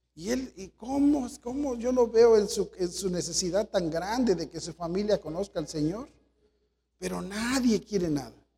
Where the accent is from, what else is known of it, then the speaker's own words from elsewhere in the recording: Mexico; nosotros somos mexicanos